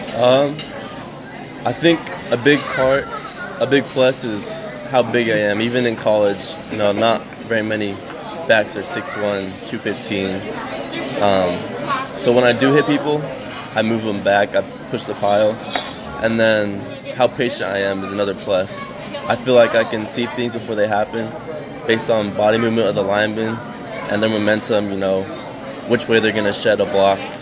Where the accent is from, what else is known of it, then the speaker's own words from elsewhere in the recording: Trenton, New Jersey, United States; also born or lived in Utah; I was born in Utah, but I moved out here when I was about four, five. Those are my first memories of life is being out here, being in Trenton, Hamilton, that area